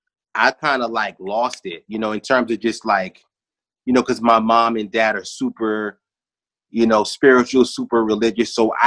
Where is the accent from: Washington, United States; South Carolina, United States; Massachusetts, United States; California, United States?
South Carolina, United States; also born or lived in Brooklyn; I tell people all the time, I was born in Brooklyn, but I'm from South Carolina.